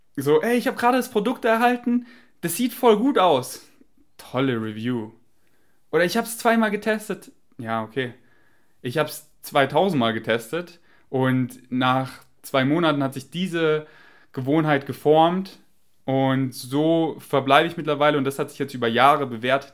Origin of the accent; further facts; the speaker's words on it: Germany; accent: German; mein deutscher Akzent